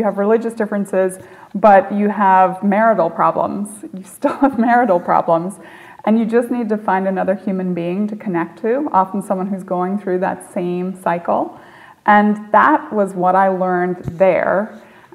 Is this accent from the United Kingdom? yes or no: yes; Northern Ireland, United Kingdom; moved away as an adult; also born or lived in Stanford; I grew up in Northern Ireland. I grew up right on the border between the North and the South during the Troubles